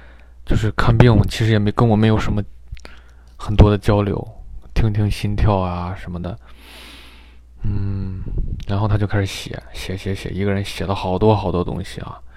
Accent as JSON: {"language": "Chinese", "country": "China", "tie": "born or raised there", "lives_now": "United States", "said": "小时候在我还懵懂的时候挨了一针，但是一下获得了两个抗体。对吧？非常完美，我觉得。但是这个就埋为日后埋下的隐忧呀。等我到了美国，人家说你这中国打的不算数"}